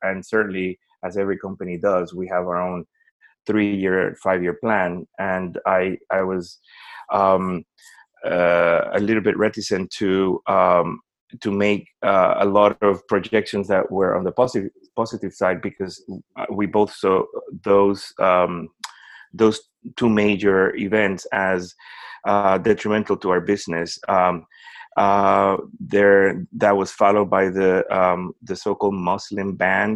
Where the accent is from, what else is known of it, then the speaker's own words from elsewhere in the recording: Puerto Rico; first language Spanish; English is a second language; moved away as an adult; I am originally from Puerto Rico so we um, as an American who grew up speaking a, another language as my first language